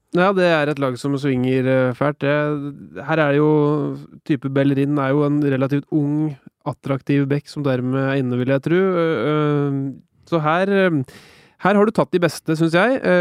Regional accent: Norway; Som nordmann

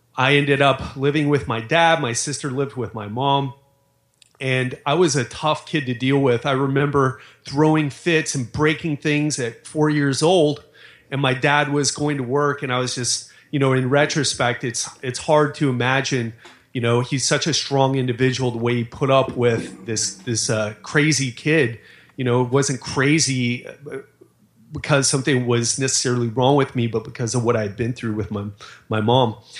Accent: Miami, Florida, United States; I grew up in Miami

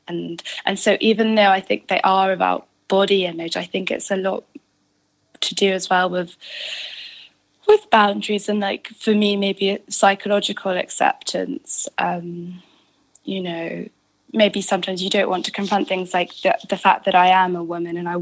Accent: United Kingdom; being British

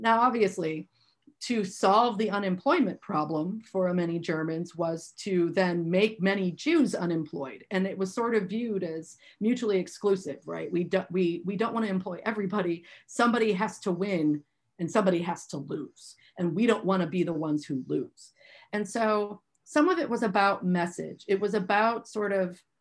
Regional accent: Milwaukee, Wisconsin, United States; I'm from Milwaukee

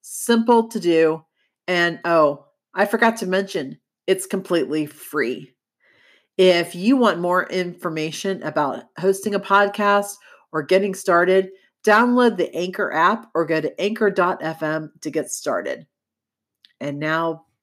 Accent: Florida, United States; I grew up in Florida

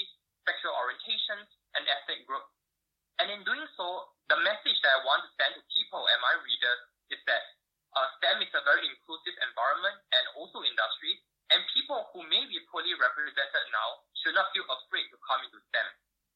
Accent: Singapore; moved away as an adult; also born or lived in United States; I was born and raised in Singapore.

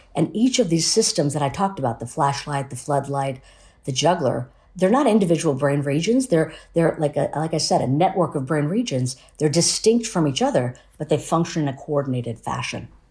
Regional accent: United States; also born or lived in Ahmedabad, India; pacifism and, and spirituality are sort of the, the foundation for my family life and, and even raised in, in the United States.

